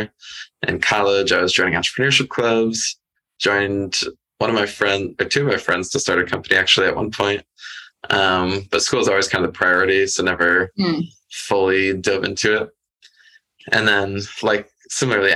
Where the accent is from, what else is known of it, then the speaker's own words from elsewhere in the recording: the Midwest of the United States, United States; I grew up in the Midwest of the United States